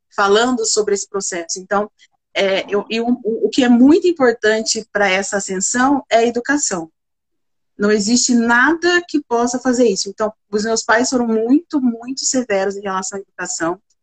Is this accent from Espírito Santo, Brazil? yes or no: no; Bebedouro, São Paulo, Brazil; eu sou do interior de São Paulo, de Bebedouro